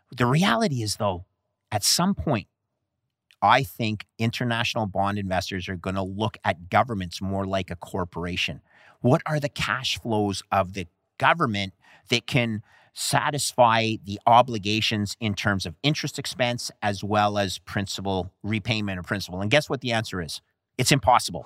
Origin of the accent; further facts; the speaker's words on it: Canada; Canada, my home country